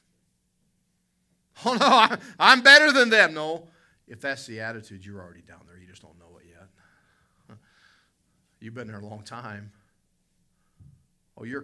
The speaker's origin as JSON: {"language": "English", "region": "West Virginia", "country": "United States", "tie": "born or raised there", "said": "I grew up in West Virginia"}